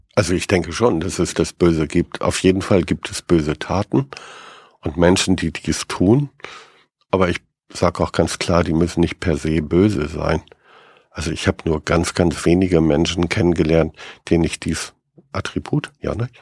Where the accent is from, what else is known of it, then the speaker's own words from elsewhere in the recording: Bremen, Germany; als Bremer